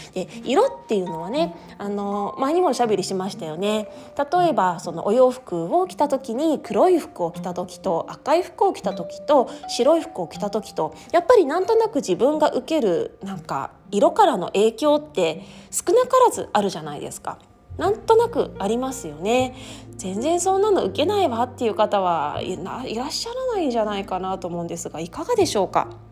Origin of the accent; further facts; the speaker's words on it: Japan; 私はずっと日本で育った日本人